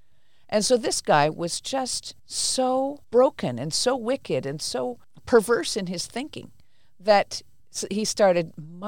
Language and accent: English; India; born there; So I was born in India. My parents were missionaries, really good people.